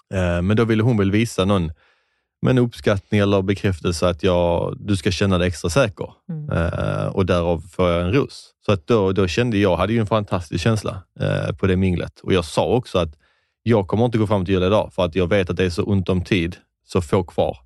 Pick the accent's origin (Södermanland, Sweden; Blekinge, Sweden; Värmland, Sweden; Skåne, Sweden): Skåne, Sweden; accent: Scanian (skånska); jag tror man hör min skånska röst